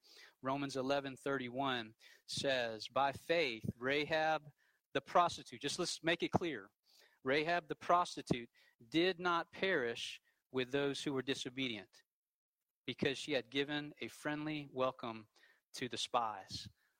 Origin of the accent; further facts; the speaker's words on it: the Bible Belt, United States; You know, I grew up in the Bible Belt. My parents go to church.